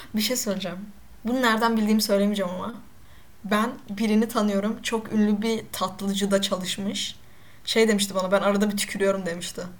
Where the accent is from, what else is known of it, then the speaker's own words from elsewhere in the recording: Black Sea Region, Turkey; Ben de Karadenizliyim. Hatta ben kötü Karadeniz